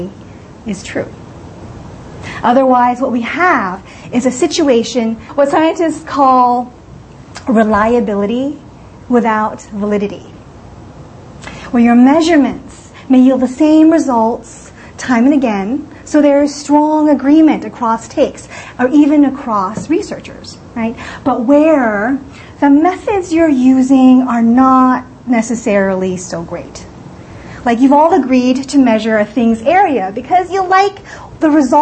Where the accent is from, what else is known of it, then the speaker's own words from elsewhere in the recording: California, United States; I am from California, but I used to come to New York City a lot